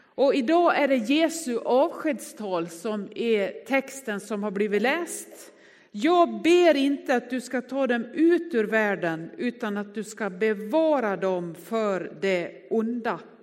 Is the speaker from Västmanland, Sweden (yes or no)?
no; Västerdalarna, Dalarna County, Sweden; Jag är från Västerdalarna